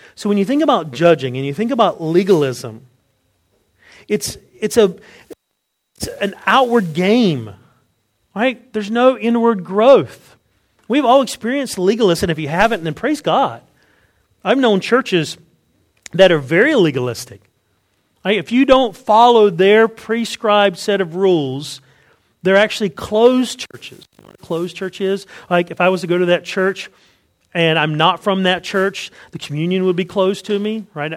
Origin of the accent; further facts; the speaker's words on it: Wilson County, North Carolina, United States; I grew up in Wilson County. Right? Where I'm from, it's called Wilson. You have to say there's a T in it, but there's not really a T. It's Wilson right? Wilson County in North Carolina.